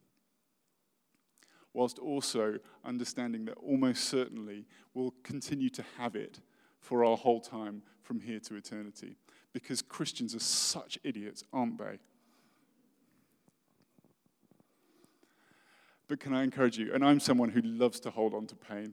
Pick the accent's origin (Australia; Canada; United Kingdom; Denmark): United Kingdom; I'm British and I'm really posh